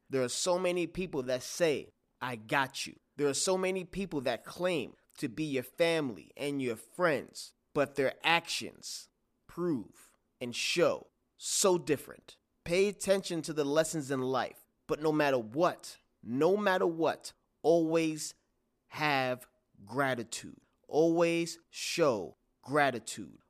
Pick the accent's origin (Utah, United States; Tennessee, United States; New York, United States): New York, United States; I'm from New York